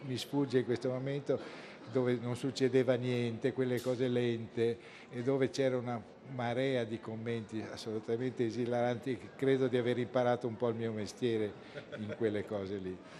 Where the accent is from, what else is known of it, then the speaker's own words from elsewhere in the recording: Bologna, Emilia-Romagna, Italy; now in Aquileia, Italy; quando ero ragazzino e vivevo a Bologna